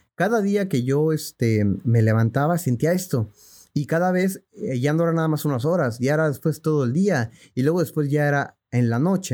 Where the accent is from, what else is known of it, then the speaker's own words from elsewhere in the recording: Mexico City, Mexico; yo nací en la Ciudad de México en el año de 1987.